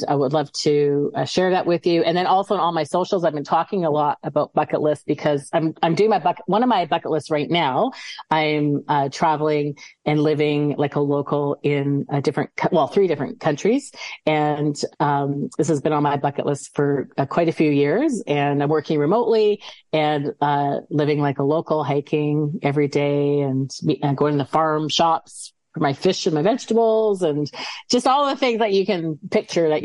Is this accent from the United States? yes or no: no; Canada; now in Scotland, United Kingdom; I'm from Canada.